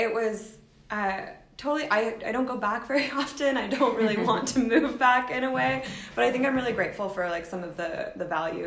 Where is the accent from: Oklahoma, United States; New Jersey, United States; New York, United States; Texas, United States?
Oklahoma, United States; Tulsa; moved away as an adult; also born or lived in Ohio / Venezuela; now in Seattle, United States; I'm from Oklahoma